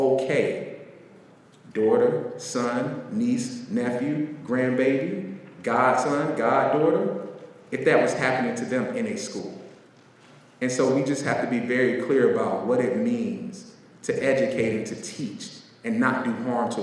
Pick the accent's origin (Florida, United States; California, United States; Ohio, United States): Florida, United States; Pine Hills; I grew up in the South. I grew up in Florida in a place called Pine Hills, aka Crime Hills.